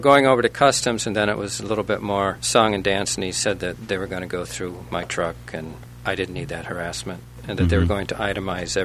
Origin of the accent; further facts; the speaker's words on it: Otsego County, upstate New York, United States; I grew up milking cows in upstate New York, Otsego County, back when everybody had cows